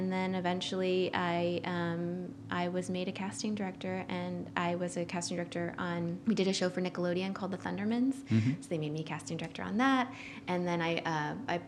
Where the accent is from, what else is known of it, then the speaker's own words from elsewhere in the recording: Ohio, United States; moved away as an adult; I'm originally from Ohio, and I went to Ohio University